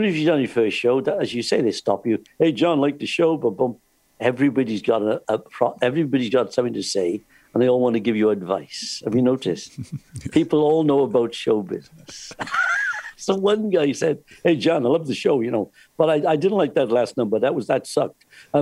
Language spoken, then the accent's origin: English; Wales, United Kingdom; I'm from Wales